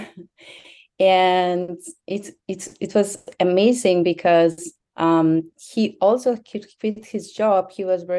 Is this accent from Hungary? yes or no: yes; Hungary; moved away as an adult; also born or lived in Vienna, Austria / Australia; now in Miami, United States; I'm originally from Hungary